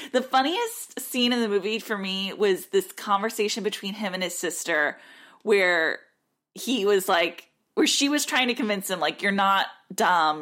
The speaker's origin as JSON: {"language": "English", "country": "United States"}